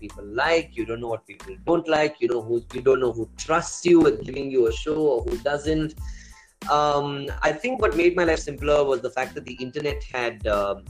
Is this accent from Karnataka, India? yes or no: yes; Bangalore, Karnataka, India; also born or lived in Coorg; I grew up around Dobru and Indranagar in Bangalore